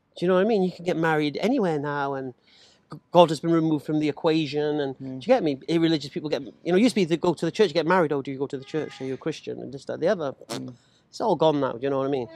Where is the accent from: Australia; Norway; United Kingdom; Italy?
United Kingdom; England; I'm English.